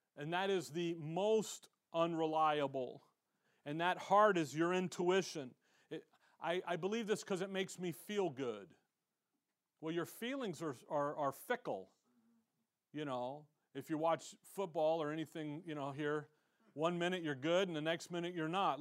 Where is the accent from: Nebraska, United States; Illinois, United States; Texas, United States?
Illinois, United States; Chicago; now in Tempe, United States; I'm from Chicago